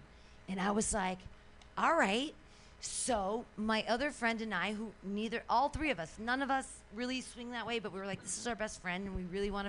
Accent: San Francisco, California, United States; Well, I mean, I'm from San Francisco, and I've been to Burning Man a bunch of times.

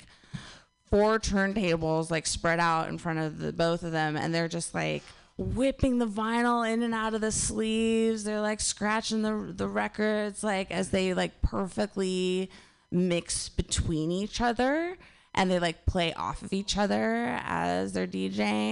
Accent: Northern California, United States; Northern California, my hometown

